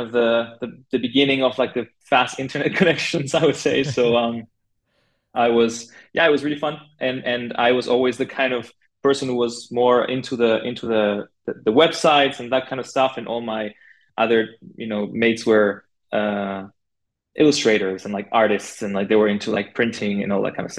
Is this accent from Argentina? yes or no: yes; Buenos Aires, Argentina; moved away as an adult; now in Berlin, Germany; I'm originally from Buenos Aires, Argentina. That's where I studied graphic design